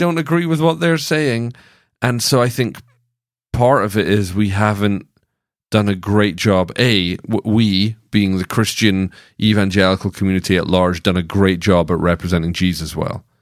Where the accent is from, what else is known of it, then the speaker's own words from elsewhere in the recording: Scotland, United Kingdom; now in Franklin, United States; I was born in Scotland